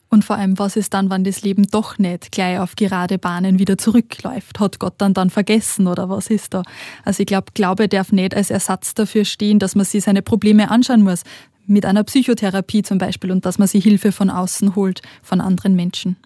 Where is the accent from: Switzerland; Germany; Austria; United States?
Austria; Bei uns in Österreich nennt man das so